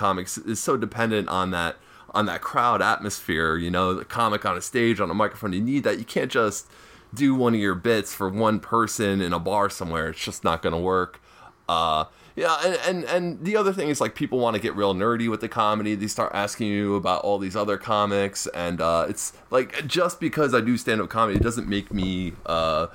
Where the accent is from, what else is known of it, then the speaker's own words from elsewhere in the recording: North Bergen, New Jersey, United States; I'm a comic from North Bergen, New Jersey.